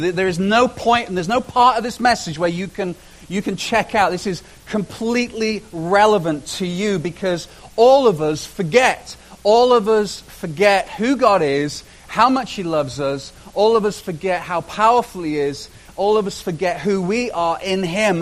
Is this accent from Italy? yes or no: no; United Kingdom; moved away as an adult; now in Canada; I spent my first 30 years in Britain.